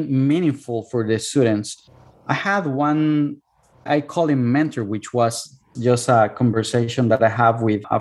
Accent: Cuernavaca, Morelos, Mexico; English is a second language; moved away as an adult; now in United States; my hometown, which is Cuernavaca

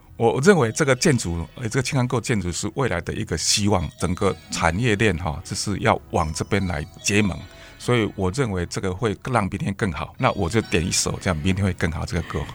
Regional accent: Taiwan; 因为这是我们台湾人的花名

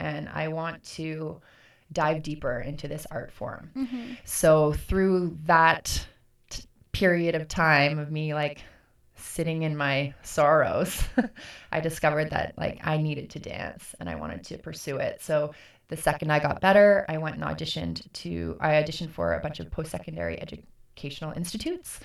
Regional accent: Kingston, Ontario, Canada; also born or lived in Ottawa; Kingston is my hometown

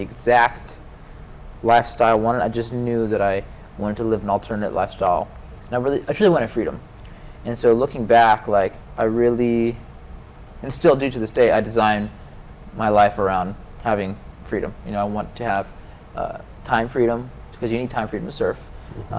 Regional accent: Atlanta, Georgia, United States; moved away as an adult; I grew up in Atlanta, Georgia, and I grew up landlocked, so away from the ocean

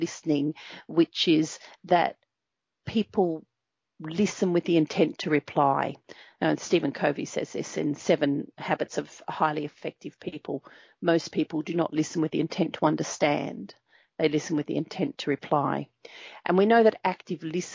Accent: Nhulunbuy, Northern Territory, Australia; I grew up in Nhulunbuy in the Northern Territory

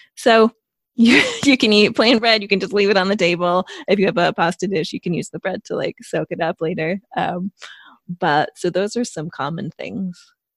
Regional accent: United States; moved away as an adult; also born or lived in Italy; now in United Kingdom; I'm an American expat who is based in the U K

